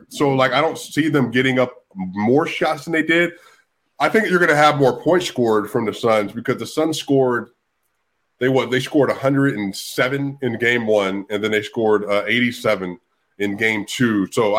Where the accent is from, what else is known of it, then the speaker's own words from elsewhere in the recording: Denver, Colorado, United States; I'm from Park Hill, Denver, Colorado. You know, we had a lot of Mexicans in the community when I was growing up